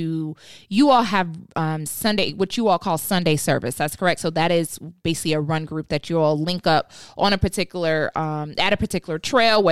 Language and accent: English; Atlanta, Georgia, United States; I'm born and raised in Atlanta